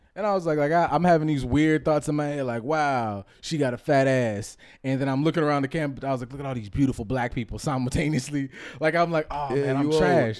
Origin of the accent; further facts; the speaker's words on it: California, United States; So I'm from California, though. Just wanna let you guys know right out here.